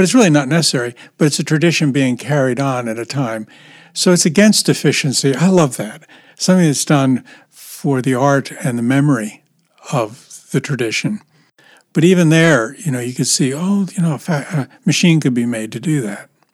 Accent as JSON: {"language": "English", "country": "United States", "said": "I'm an American"}